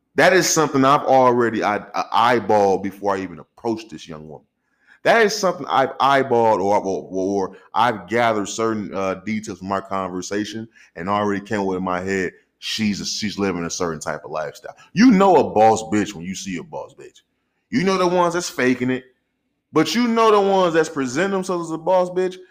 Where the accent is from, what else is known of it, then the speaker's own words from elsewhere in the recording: St. Louis, Missouri, United States; I'm from Saint Louis. I'm raised in Saint Louis, Missouri